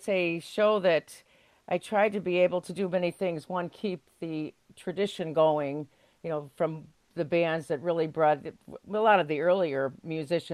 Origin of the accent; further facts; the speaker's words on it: Chicago, Illinois, United States; I grew up in Chicago